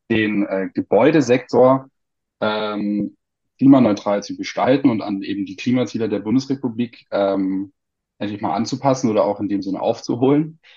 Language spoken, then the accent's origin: German; Munich, Bavaria, Germany; ähm, ich komme aus München, studiere auch in München